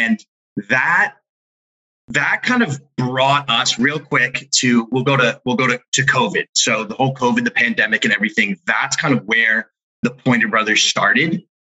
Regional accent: Massachusetts, United States; I'm 24. Mike's 21. So I'm the older brother here. We grew up in the East Coast in Massachusetts

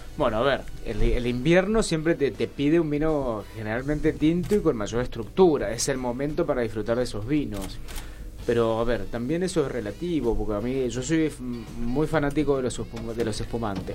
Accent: Junín, Mendoza, Argentina; moved away as an adult; also born or lived in Rivadavia, Mendoza; now in Buenos Aires, Argentina; Yo nací en Rivadavia, me crié toda la vida en Junín. Esto es zona este de Mendoza

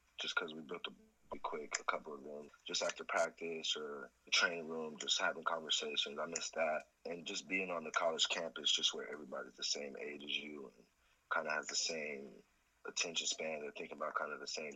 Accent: Aurora, Colorado, United States; I'm from Aurora, Colorado

